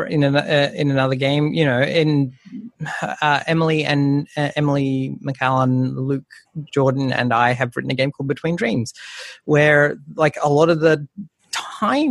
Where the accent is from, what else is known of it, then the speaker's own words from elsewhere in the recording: Darwin, Northern Territory, Australia; I was born in Darwin